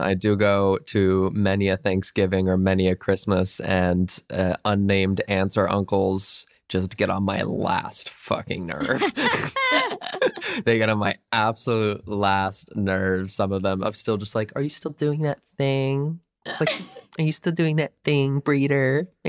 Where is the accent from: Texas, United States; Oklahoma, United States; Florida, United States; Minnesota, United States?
Minnesota, United States; I think I'm so glad I grew up as a Minnesotan, and I'm really glad that I still have my Midwestern family and friends